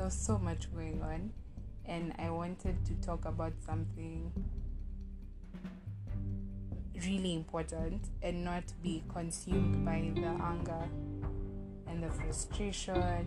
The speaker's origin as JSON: {"language": "English", "country": "Kenya", "said": "as a Kenyan"}